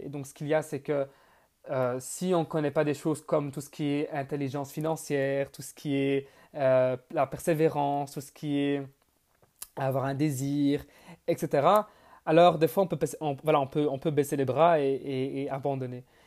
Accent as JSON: {"language": "French", "country": "Belgium", "tie": "born or raised there", "also_born_or_lived": "Bonn, Germany", "said": "Je suis né le 14 mars 1999 en Allemagne, donc à Bonn. Mais j'ai grandi en Belgique. Donc, je vis près de, près de Bruxelles, en Belgique"}